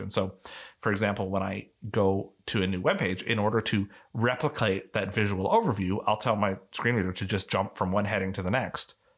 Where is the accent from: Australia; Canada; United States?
Canada; I am a Canadian